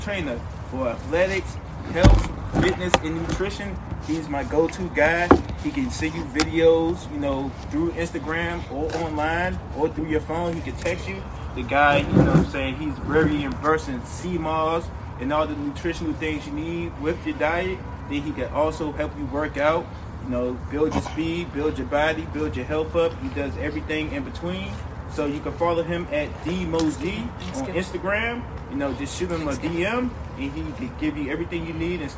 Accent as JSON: {"language": "English", "area": "Prince George's County", "region": "Maryland", "country": "United States", "said": "I'm from Maryland, PG County"}